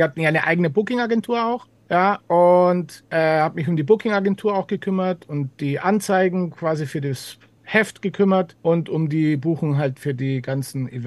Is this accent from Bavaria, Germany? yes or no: yes; Ingolstadt, Bavaria, Germany; now in Munich, Germany; Es war in Ingolstadt, in meiner Heimatstadt.